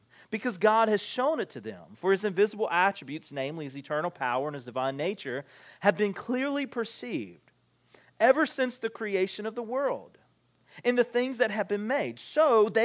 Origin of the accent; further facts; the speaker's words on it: United States; as American Christians